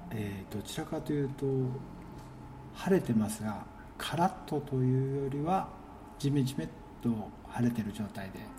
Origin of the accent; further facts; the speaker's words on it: Kunitachi, Tokyo, Japan; あそうですか僕もこの辺りで育ってますが